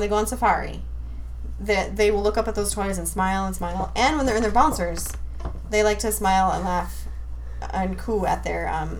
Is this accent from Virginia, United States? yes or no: no; Hibbing, Minnesota, United States; moved away; Because growing up in Hibbing, we lived in a garage apartment